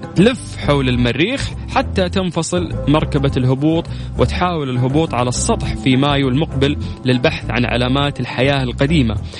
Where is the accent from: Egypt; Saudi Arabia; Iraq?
Saudi Arabia